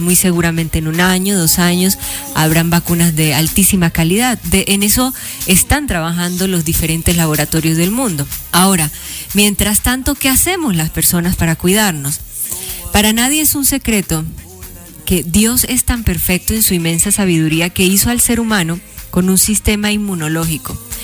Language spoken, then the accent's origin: Spanish; Meta, Colombia; moved away as an adult; also born or lived in Guamal, Meta / Villavicencio / Bogotá; Guamal fue el lugar donde yo nací luego a Casillas Meta, donde también fui criada, y en Villavicencio, y viví un tiempo en Bogotá